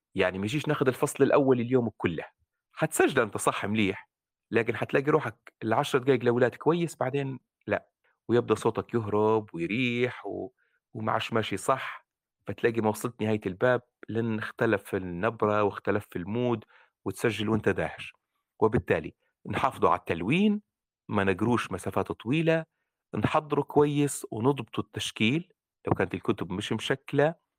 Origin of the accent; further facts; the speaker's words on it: Libya; وابوي ليبي وامي ليبي وليبي ابا عن جد ندوي ليبي